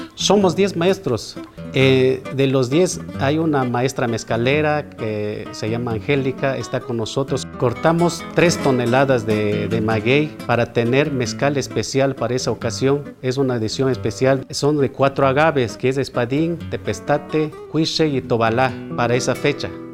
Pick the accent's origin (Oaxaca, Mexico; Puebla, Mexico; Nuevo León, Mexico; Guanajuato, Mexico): Oaxaca, Mexico; San Baltasar Chichicapam; soy aquí de San Baltasar Chichicapan.